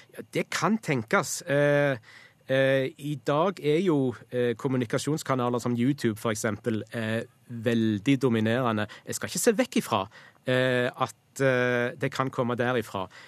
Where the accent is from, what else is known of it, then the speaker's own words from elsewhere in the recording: Western Norway, Norway; accent: West Norwegian; vil jeg si som vestlending